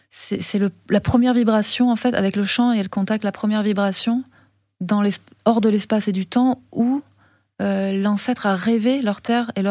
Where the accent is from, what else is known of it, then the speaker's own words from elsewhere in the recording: France; accent: French; on n'arrive pas comme ça, française, avec sa caméra.